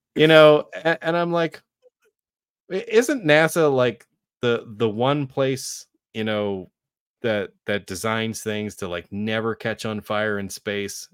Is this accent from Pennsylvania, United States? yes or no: yes; Carlisle, Pennsylvania, United States; I grew up in the Carlisle, Pennsylvania area